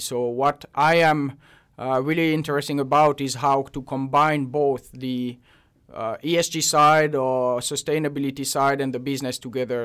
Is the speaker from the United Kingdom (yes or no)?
no; Switzerland; moved away as an adult; also born or lived in Basel; now in Finland; I'm originally from Switzerland and uh, moved to Finland about five years ago now.